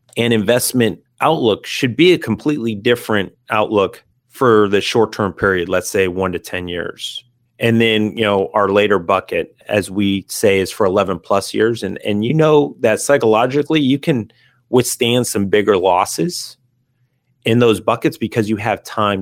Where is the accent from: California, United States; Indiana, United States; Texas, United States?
California, United States; San Diego; living in San Diego, growing up in San Diego